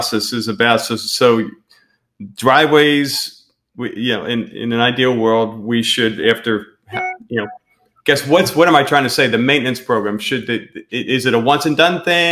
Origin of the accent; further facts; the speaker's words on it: Pennsylvania, United States; now in Florida, United States; I'm from Pennsylvania